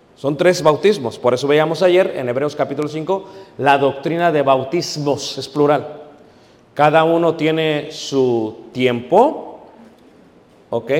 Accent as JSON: {"language": "Spanish", "country": "Mexico", "moved": "yes", "lives_now": "United States", "said": "aquellos que vivimos en Estados Unidos. Somos mexicanos, sí"}